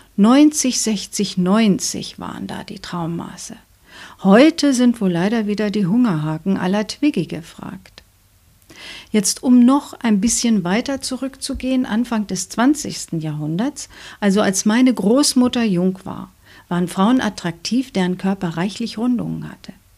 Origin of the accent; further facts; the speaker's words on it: Germany; bei uns in Deutschland